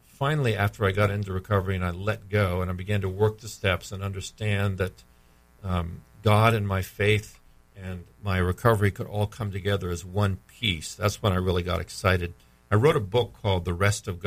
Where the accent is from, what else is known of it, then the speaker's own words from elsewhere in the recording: New England, United States; moved away as an adult; also born or lived in Virginia / Massachusetts / Pennsylvania; now in Florida, United States; I grew up in New England